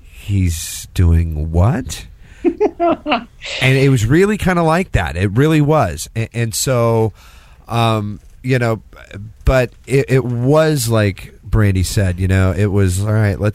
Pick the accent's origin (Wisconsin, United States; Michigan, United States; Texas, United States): Texas, United States; Listen, I'm from Texas.